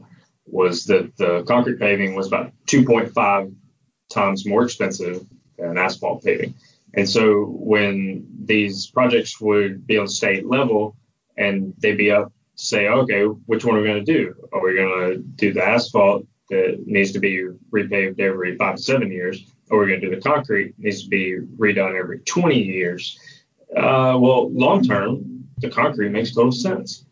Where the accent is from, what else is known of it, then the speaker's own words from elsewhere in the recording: Birmingham, Alabama, United States; I grew up in Birmingham, Alabama